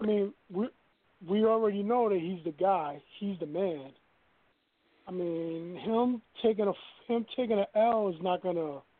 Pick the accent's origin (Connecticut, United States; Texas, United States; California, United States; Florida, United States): Florida, United States; from Florida